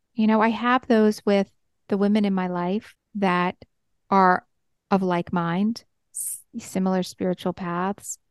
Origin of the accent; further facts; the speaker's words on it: New York, United States; I'm a New Yorker